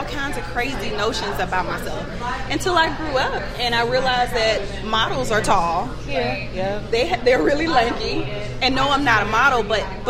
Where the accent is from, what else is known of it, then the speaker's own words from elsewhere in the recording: Alabama, United States; now in Atlanta, United States; I'm originally from Alabama, but I've been in Atlanta for about the last 18 years.